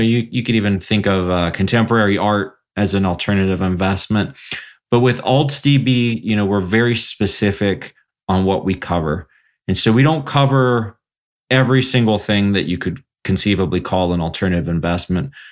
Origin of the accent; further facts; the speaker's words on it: Columbus, Ohio, United States; moved away as an adult; also born or lived in Florida / South Bend, Indiana / Houston / Chicago; now in Southwest Michigan, United States; I basically grew up in Columbus, Ohio, um, for most of my life.